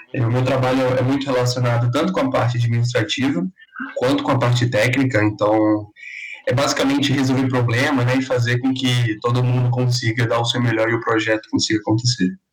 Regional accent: Maceió, Alagoas, Brazil; moved away as an adult; now in São Carlos, Brazil; eu sou lá de Maceió, Alagoas

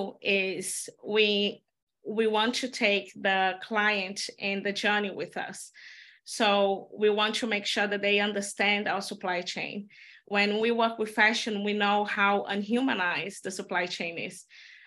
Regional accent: Belo Horizonte, Minas Gerais, Brazil; born or raised there; moved away; also born or lived in Amazon jungle

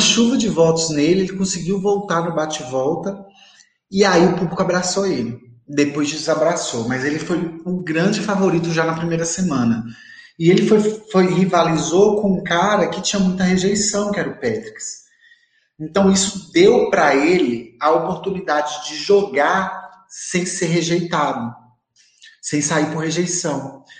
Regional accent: Montes Claros, Minas Gerais, Brazil

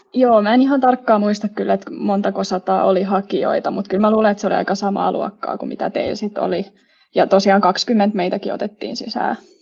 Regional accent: Espoo, Uusimaa, Finland; moved away as an adult; now in Turku, Finland; Espoosta olen kotoisin ja tänne Turkuun olen eksynyt nyt opintojen perässä.

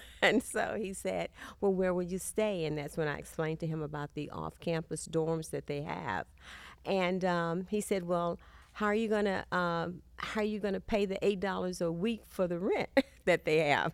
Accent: Texas, United States; accent: Southern; moved away as an adult; also born or lived in California; I'm from Texas

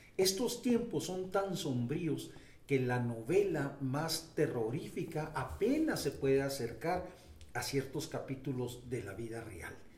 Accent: Delicias, Chihuahua, Mexico; moved away as an adult; also born or lived in Mexico City; now in Chihuahua, Mexico; Nací en Delicias, Chihuahua, en el sector sur eh, una infancia extraordinaria. Ahí estudié

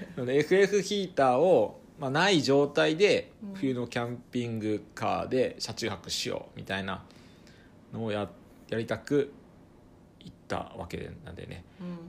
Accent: Ibaraki, Japan; moved away; 元々僕も茨城県人だった

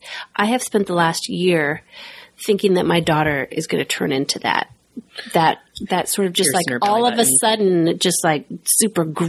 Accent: Everett, Washington, United States; That's my hometown there

